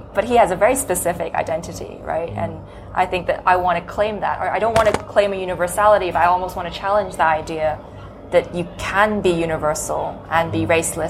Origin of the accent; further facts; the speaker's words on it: Hong Kong; first language Cantonese; English is a second language; now in United Kingdom; the idea of me being Hong Kong Chinese as a kind of racial identity, but surely being English and from London is equally a racial identity